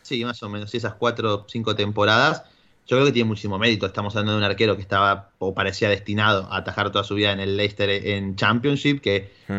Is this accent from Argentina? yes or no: yes; Argentina; Soy argentino